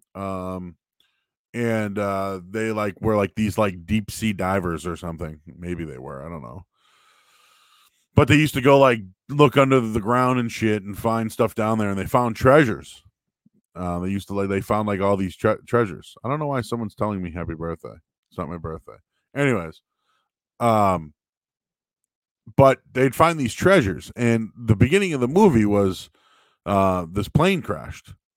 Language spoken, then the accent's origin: English; Boston, Massachusetts, United States; also born or lived in North Shore, Massachusetts; I grew up in Boston.